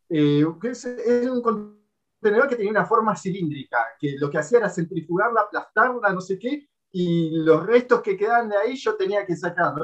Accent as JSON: {"language": "Spanish", "country": "Argentina", "moved": "yes", "lives_now": "Japan", "said": "yo que vengo de Latinoamérica, Argentina, yo estoy acostumbrado a, allá a escuchar tiroteos en la calle"}